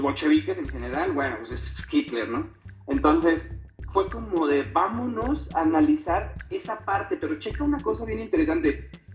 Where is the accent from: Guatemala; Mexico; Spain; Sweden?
Mexico; Salamanca, Guanajuato; now in San Miguel de Allende, Mexico; soy de, de Salamanca, Guanajuato, originario, pero ahorita estoy viviendo en San Miguel de Allende